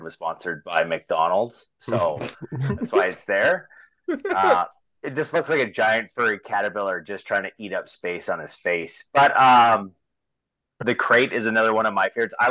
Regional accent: Saskatoon, Saskatchewan, Canada; a theater that I had, you know, been to growing up in Saskatoon

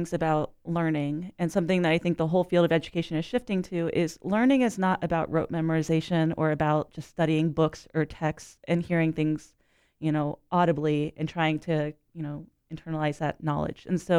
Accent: Orlando, Florida, United States; I grew up in the Orlando area and I went to the Science Center as a child

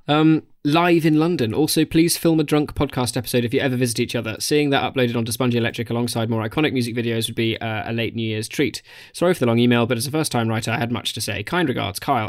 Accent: Australia; moved away; as an Australian

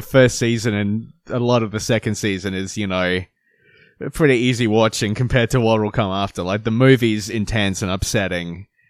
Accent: Philadelphia, Pennsylvania, United States; I'm from Philadelphia.

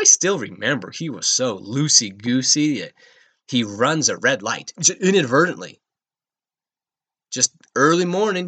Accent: Rocky Mountains, United States; moved away as an adult; also born or lived in Redondo Beach, Los Angeles; I grew up in the Rocky Mountains. I spent most of my life in the mountains.

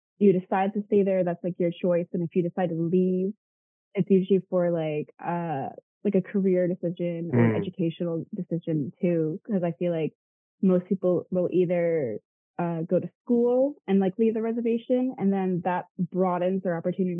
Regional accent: Tonawanda Seneca reservation, New York, United States; my reservation is really, really tiny. So I guess growing up, I didn't see it as a reservation

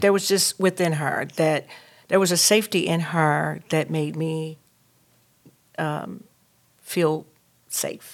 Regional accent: North Carolina, United States; now in Durham, United States; I'm from Reeseville, North Carolina.

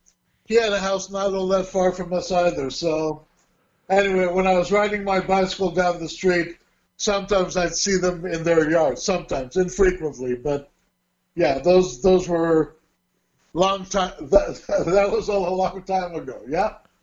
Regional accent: Burbank, California, United States; also born or lived in Hollywood; I was born in Hollywood, California. Now, having said that, people reckon, you know, I'm involved in the movie industry or something, but the hospital was in Hollywood, and actually, after my birth, I was moved back home to Burbank.

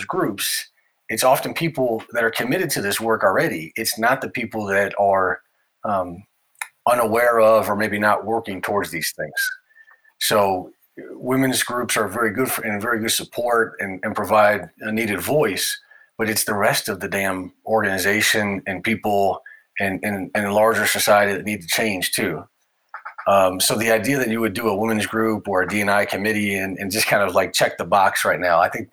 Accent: United States; my nationality as an American

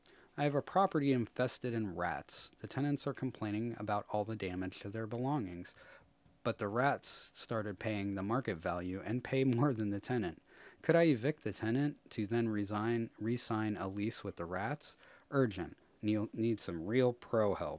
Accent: United States; as an American

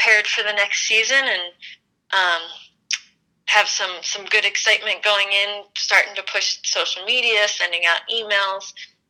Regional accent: Philadelphia, Pennsylvania, United States; moved away as an adult; also born or lived in Worcester, Massachusetts; now in Colorado, United States; I grew up in Philadelphia

